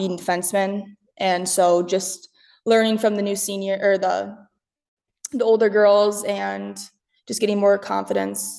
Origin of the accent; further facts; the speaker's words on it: Rochester, Minnesota, United States; moved away as an adult; also born or lived in Twin Cities, Minnesota / Faribault, Minnesota; I grew up in Rochester, Minnesota